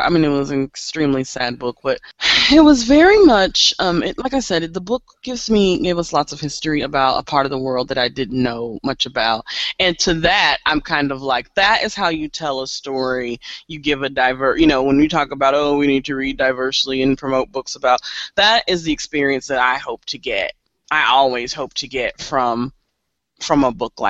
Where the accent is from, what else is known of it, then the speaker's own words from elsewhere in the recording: Kansas City, United States; I grew up here in Kansas City